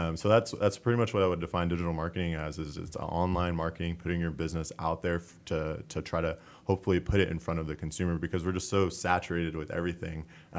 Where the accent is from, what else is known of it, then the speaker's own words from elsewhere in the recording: Splendora, Texas, United States; I'm from Splendora, Texas. I grew up, born and raised outside of Splendora, Texas, but grew up in Splendora.